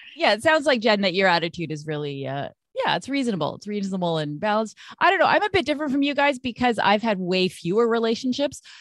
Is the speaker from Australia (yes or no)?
no; Vancouver, British Columbia, Canada; moved away as an adult; now in Montreal, Canada; I'm I'm from Vancouver originally